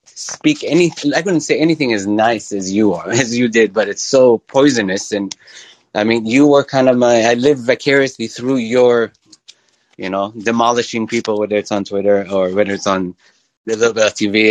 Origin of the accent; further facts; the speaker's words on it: Israel; moved away as an adult; also born or lived in Midwest, United States; grew up in Israel